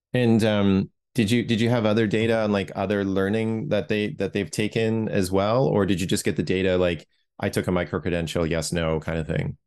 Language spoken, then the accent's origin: English; Toronto, Ontario, Canada; I grew up in Toronto